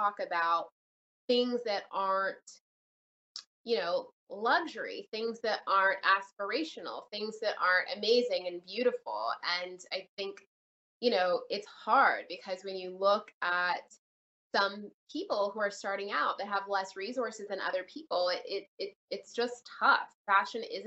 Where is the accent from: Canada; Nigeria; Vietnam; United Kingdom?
Canada; also born or lived in Jamaica; now in United States; I was born in Canada, raised between Canada and Jamaica